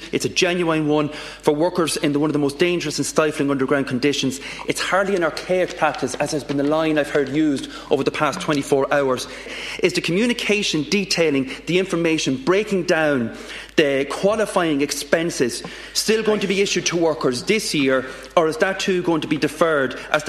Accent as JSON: {"language": "English", "town": "Navan", "region": "Leinster", "country": "Ireland", "tie": "born or raised there", "said": "my hometown in Navan"}